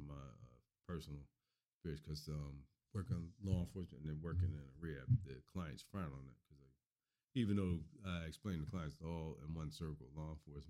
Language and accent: English; Miami, Florida, United States; When I grew up in Miami. I grew up in the inner city, so I saw a lot of violence.